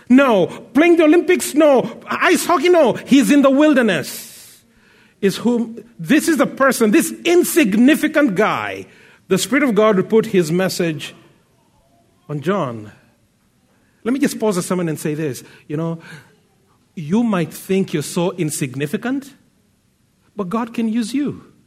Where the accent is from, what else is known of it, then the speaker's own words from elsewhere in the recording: Kenya; now in Abbotsford, Canada; I come from Kenya originally, but now I live in uh, Abbotsford, British Columbia.